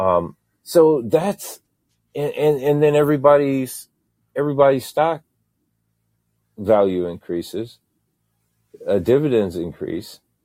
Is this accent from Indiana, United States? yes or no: yes; Indiana, United States; now in Saint Petersburg, United States; I'm from Indiana. I, I live in, uh, Saint Petersburg, Florida now